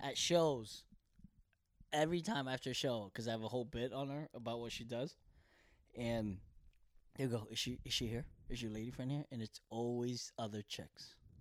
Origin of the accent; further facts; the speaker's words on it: Bethlehem, Pennsylvania, United States; English is a second language; also born or lived in Korea; now in Los Angeles, United States; we're both from Pennsylvania